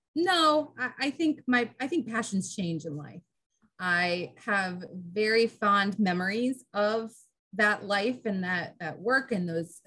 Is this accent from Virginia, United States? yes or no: yes; Centreville, Virginia, United States; also born or lived in Florida; I was born in Florida, but I mostly grew up in Northern Virginia.